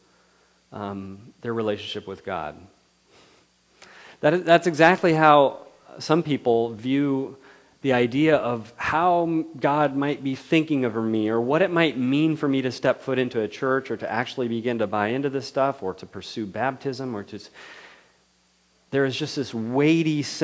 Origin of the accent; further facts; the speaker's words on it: Ripon, California, United States; my hometown of Ripon, which is an hour south down Highway 99